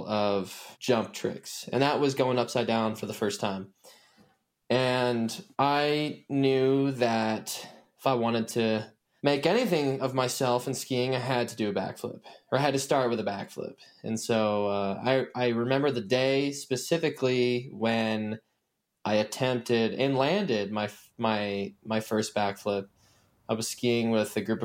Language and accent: English; Indiana, United States; I'm originally from the Midwestern state of Indiana in America